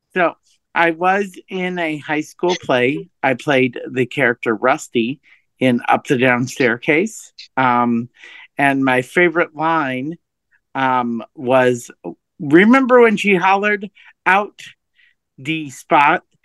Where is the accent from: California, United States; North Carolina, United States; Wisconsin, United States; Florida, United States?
Wisconsin, United States; I'm from Wisconsin